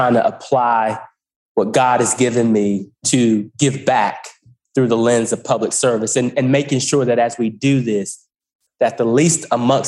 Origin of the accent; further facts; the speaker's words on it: Goldsboro, North Carolina, United States; moved away as an adult; also born or lived in Greensboro, North Carolina; I'm just a regular guy from Goldsboro, North Carolina. I grew up in Eastern North Carolina